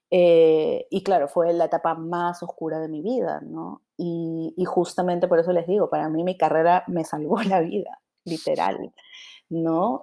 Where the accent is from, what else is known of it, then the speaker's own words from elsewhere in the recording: Lima, Peru; yo soy de San Martín de Porres.